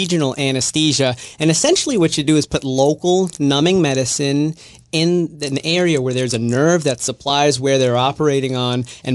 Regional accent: New York City, New York, United States; moved away as an adult; also born or lived in Fort Lauderdale, Florida / Buffalo, New York / Dallas, Texas; now in Jacksonville, United States; I'm originally from New York City. I was born in the Bronx of two immigrant parents.

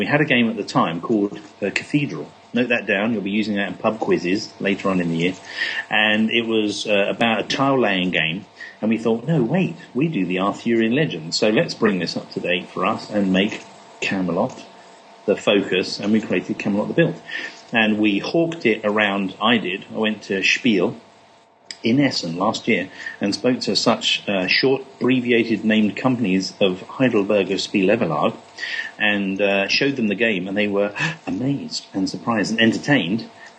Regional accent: England, United Kingdom; I am English.

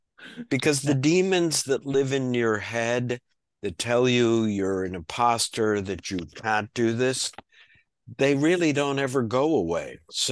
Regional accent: Illinois, United States; We'll talk about Illinois because I'm from

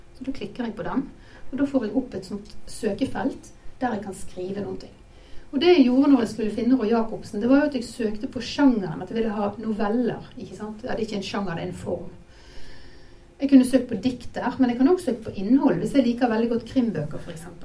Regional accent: Bergen, Vestland, Norway; now in Hobøl, Norway; jeg er bergenser god som noen

